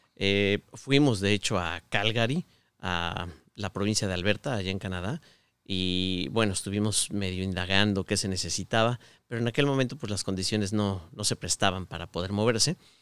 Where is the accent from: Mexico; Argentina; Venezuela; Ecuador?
Mexico; Mexico City; moved away as an adult; also born or lived in Querétaro / Guadalajara / Aguascalientes; now in Michigan, United States; yo nací en Ciudad de México, pero cuando me casé me fui a vivir a Querétaro